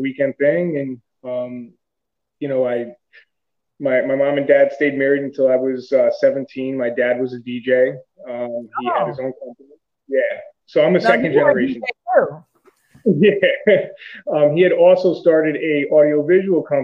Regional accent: Connecticut, United States; also born or lived in Stamford, Connecticut / Trumbull, Connecticut; I grew up here in Connecticut, partly in Stamford. Then we moved to Trumbull on the Bridgeport-Trumbull line.

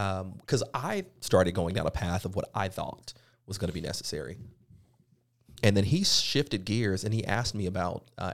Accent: the Bible Belt, the South, United States; growing up in the South, in the Bible Belt itself

